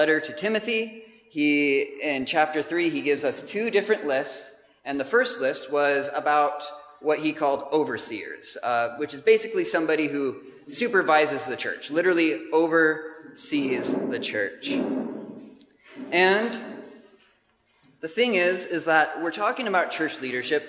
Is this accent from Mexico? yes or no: no; United States; moved away as an adult; now in Gravesend, United Kingdom; as you can tell from my accent, we have not come from some other part of the UK, but we are from the States originally. But we've been living in the UK for about 3 years now